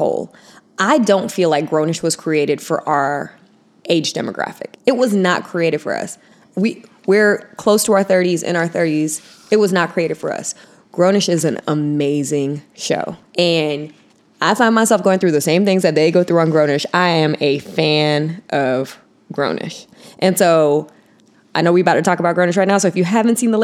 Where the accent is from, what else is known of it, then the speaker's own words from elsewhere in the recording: Miami, Florida, United States; I'm from Miami